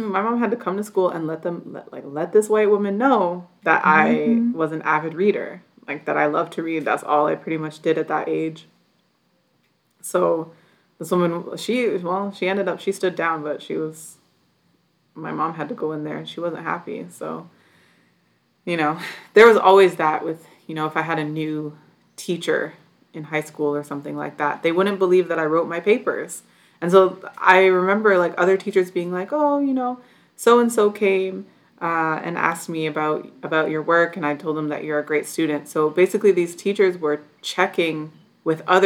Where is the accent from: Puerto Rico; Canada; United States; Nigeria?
Canada; Toronto, Ontario; growing up in Toronto